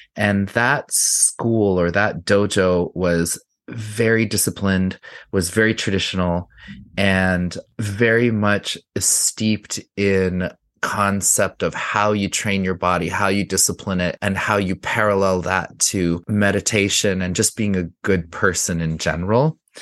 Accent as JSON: {"language": "English", "town": "Santa Fe", "region": "New Mexico", "country": "United States", "tie": "born or raised there", "moved": "yes", "said": "I grew up in Santa Fe in the nineteen seventies and early eighties in a Hispanic neighborhood called Casa Solana"}